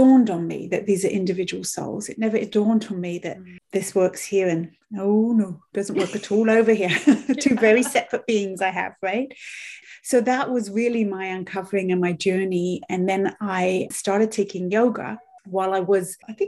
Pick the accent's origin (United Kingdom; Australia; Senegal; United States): United Kingdom; moved away as an adult; also born or lived in Europe; now in Canada; My training was as a British nanny